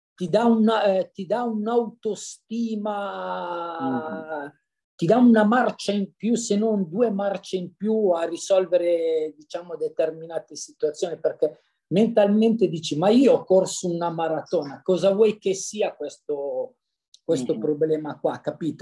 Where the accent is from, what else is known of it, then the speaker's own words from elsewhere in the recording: Cesano Maderno, Lombardy, Italy; io sono di Cesano Maderno, in provincia di Monza Brianza